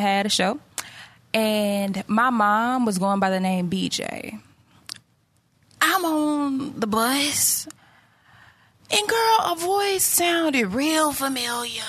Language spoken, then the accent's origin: English; Georgia, United States; moved away; I grew up in Georgia